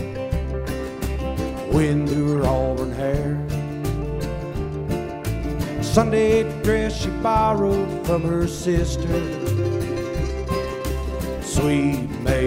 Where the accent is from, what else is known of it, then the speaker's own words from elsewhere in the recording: West Virginia, United States; I'm from West Virginia.